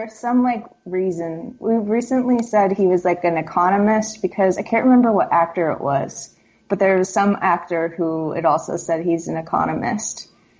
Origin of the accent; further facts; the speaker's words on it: San Diego, California, United States; also born or lived in Australia; I was born in Australia, starting at the very beginning, to American parents, and then we moved back to the States when I was about 6 months old. And we moved around a lot. Then we moved to outside of San Diego when I was 8, and we stayed there.